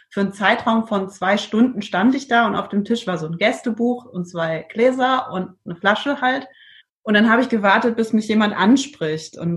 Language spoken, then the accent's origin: German; Trier, Rhineland-Palatinate, Germany; now in Iceland; Und zwar habe ich von meiner Heimat, ich komme aus dem Raum Trier und da ist ja viel Wein. Mhm. Bin auch als Kind in der Weinlese mitgegangen.